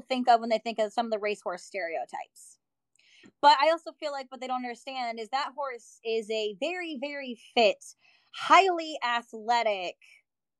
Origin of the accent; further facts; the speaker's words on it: Wyoming, United States; I grew up a lot on the Western farms, but all the Western farms I was at out in Wyoming